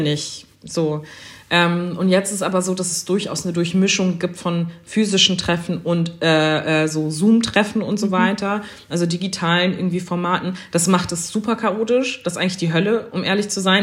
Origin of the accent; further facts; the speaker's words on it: Germany; also born or lived in Schleswig-Holstein; für mich als jemand in Deutschland sozialisierte und als Deutsche